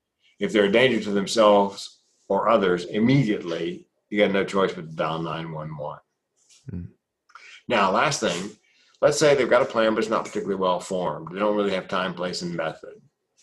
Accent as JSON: {"language": "English", "region": "the South", "country": "United States", "tie": "born or raised there", "said": "You know, when I grew up in the South, big boys don't cry."}